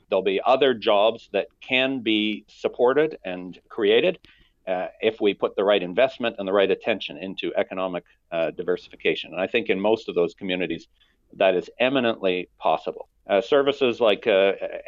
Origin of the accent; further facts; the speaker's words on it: Alberta, Canada; I come from Alberta. That's where I was born and raised